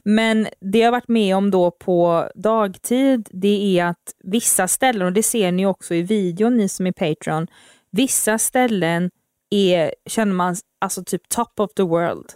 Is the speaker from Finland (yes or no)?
no; Uddevalla, Västra Götaland, Sweden; så är jag uppvuxen här också. Ehm, ja, i mina tidigare barndomsår